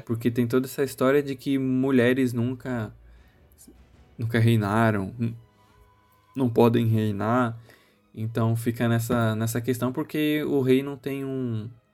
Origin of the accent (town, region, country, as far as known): Brazil